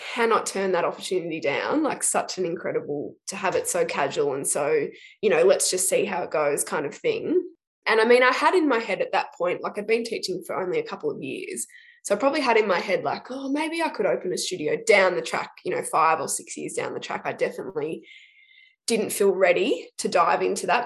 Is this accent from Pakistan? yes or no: no; Shepparton, Victoria, Australia; also born or lived in Melbourne; I grew up in Shepparton, um, so country country kid, grew up out of town, and then moved to Melbourne